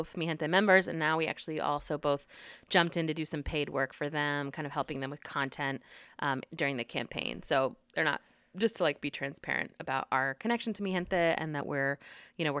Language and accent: English; North Carolina, United States; also born or lived in Washington, D.C. / Brooklyn, New York; now in Texas, United States; I grew up in North Carolina